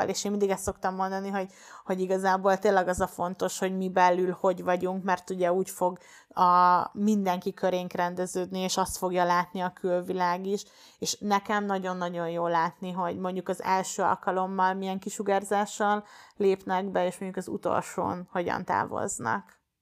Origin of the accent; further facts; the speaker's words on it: Baja, Bács-Kiskun, Hungary; moved away; Én bajai vagyok eredetileg, és ott egy egyesülethez kerültem be